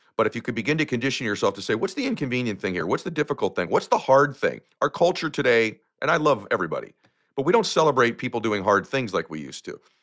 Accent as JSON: {"language": "English", "country": "United States", "said": "I come from lower middle class America"}